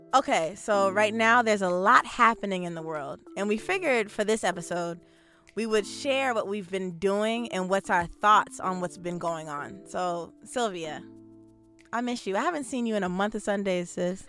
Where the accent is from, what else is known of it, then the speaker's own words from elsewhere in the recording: New Jersey, United States; also born or lived in Bronx, New York; I was born in the Bronx, uh, raised in New Jersey